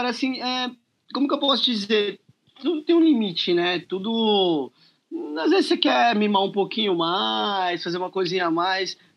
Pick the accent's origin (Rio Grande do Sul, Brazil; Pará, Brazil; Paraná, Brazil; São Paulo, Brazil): São Paulo, Brazil; sou aqui de São Paulo, capital.